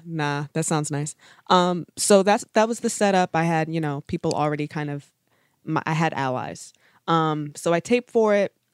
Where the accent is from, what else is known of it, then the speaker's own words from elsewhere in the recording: Baltimore, Maryland, United States; I'm from Baltimore, relatively bougie.